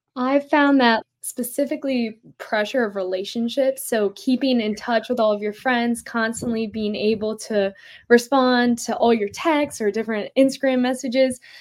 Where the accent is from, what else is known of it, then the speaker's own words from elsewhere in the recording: Philadelphia, Pennsylvania, United States; I'm from Philadelphia, Pennsylvania.